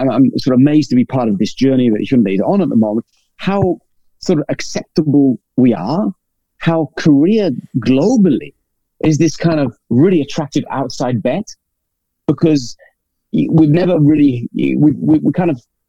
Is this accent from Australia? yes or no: no; England, United Kingdom; I'm English